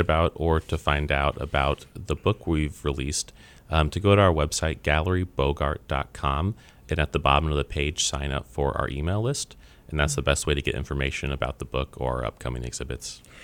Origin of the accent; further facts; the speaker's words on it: Kansas City, Missouri, United States; I'm born and raised in Kansas City